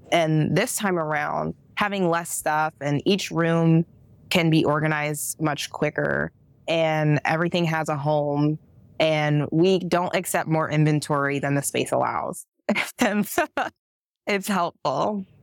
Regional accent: Akron, Ohio, United States; also born or lived in Kent, Ohio; we grew up in Akron, but I was actually in Kent, Ohio before moving to Akron

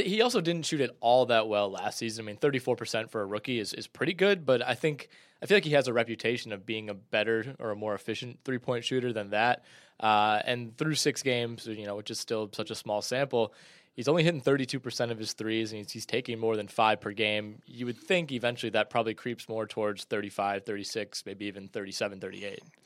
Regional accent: Cleveland, Ohio, United States; my hometown, Cleveland

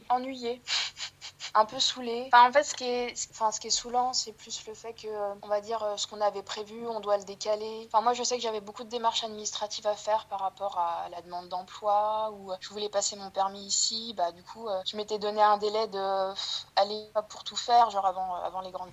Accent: France; moved away as an adult; now in Kansas City, United States; je suis française je viens de, France

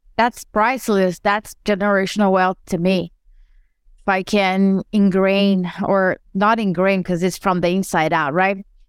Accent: Brazil; moved away as an adult; I was born and raised in Brazil, and I moved here

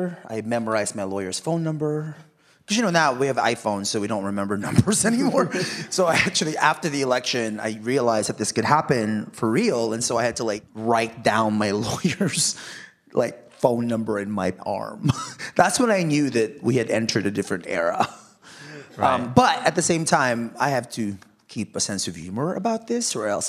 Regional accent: Philippines; everybody thought it was Mexican, and I'm Filipino, but you know … because of Spanish colonialism.

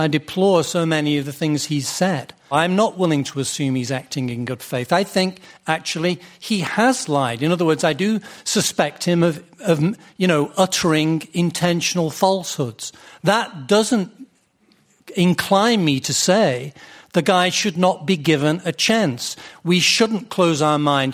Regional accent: United Kingdom; now in United States; I'm a British immigrant

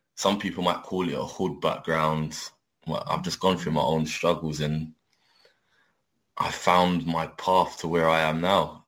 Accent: London, United Kingdom; I'm I'm born and bred in London, but like I said, I'm from my, my family come from Jamaica

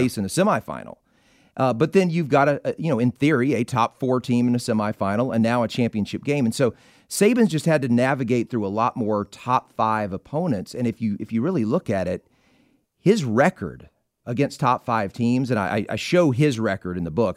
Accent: Mississippi, United States; I was growing up in Mississippi

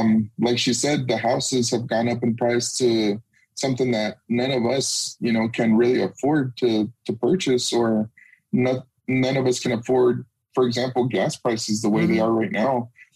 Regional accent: Los Angeles, California, United States; moved away as an adult; now in Arizona, United States; Well, I grew up in Los Angeles, same as Jose.

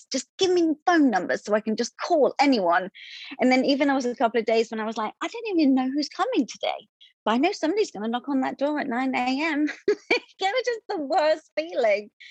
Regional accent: London, United Kingdom; now in United States; I was a Broadway performer, and I came from London in 2008, and then I was in um, Broadway shows

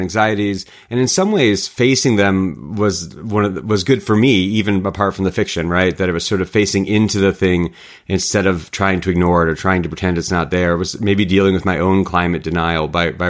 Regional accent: rural Michigan, United States; I grew up in the Midwest as a hiker and a backpacker, grew up in rural Michigan.

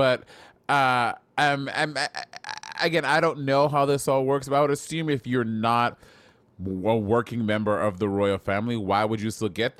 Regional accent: United States; as an American, I am not well-versed in the royal family and the monarchy

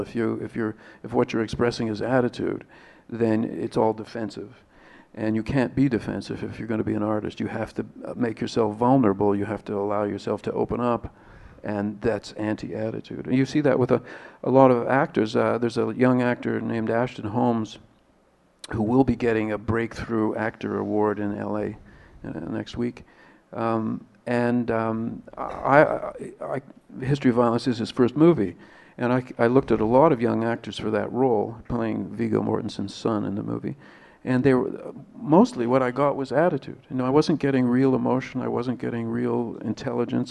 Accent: Canada; being Canadian

